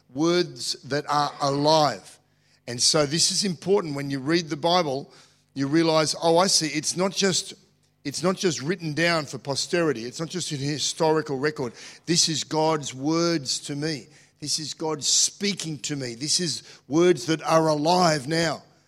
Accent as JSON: {"language": "English", "country": "Australia", "said": "I'm an Australian"}